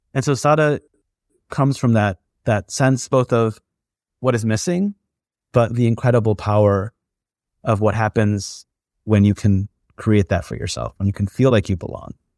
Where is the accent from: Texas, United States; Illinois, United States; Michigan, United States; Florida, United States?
Michigan, United States; also born or lived in India; I grew up for the most part in Michigan, that's where I was born and brought up